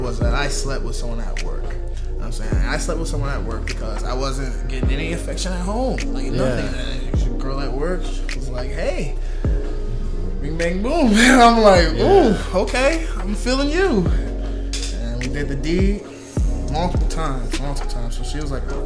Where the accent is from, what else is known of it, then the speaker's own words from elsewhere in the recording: Bedford, Ohio, United States; also born or lived in Cleveland, Ohio; I'm from Cleveland, Ohio, but excuse me, I guess I came from Bedford, Ohio